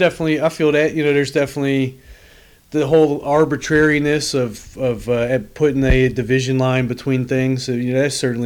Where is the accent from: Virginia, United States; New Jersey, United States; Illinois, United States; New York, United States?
New Jersey, United States; born there; Yeah, I was born in New Jersey.